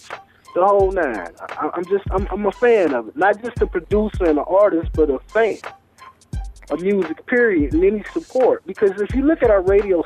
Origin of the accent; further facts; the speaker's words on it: Cleveland, Ohio, United States; I'm from Cleveland